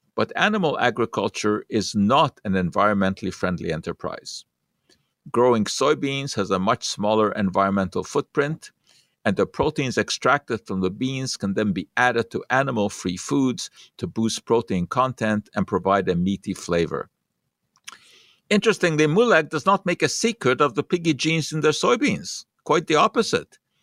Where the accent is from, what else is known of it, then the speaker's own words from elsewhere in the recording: Hungary; moved away; I did not grow up with peanut butter uh, when I was young. It was just not a part of culture in Hungary